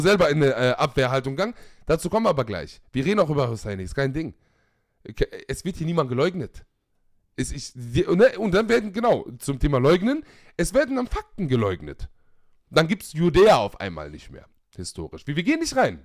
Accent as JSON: {"language": "German", "country": "Germany", "tie": "born or raised there", "said": "ich bin auch in Deutschland aufgewachsen"}